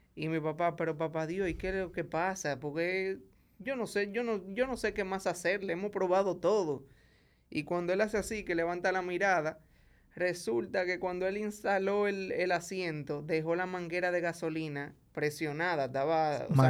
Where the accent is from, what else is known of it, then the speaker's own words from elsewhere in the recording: Santo Domingo, Distrito Nacional, Dominican Republic; also born or lived in Santiago, Dominican Republic; yo nací en Santiago. luego de los seis años de edad, a mi papá le dieron otro trabajo en la capital, aquí en Santo Domingo, y vinimos a vivir aquí